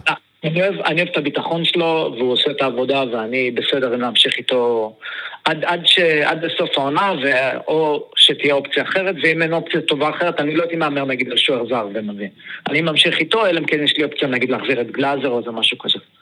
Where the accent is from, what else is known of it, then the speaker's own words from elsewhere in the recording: Beersheba, Southern District, Israel; כשהיינו ילדים, כל הילדים היו הולכים לחוג כדורגל של הפועל באר שבע